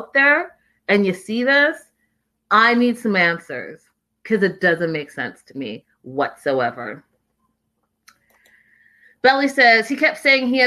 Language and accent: English; Canada; moved away; I'm from Canada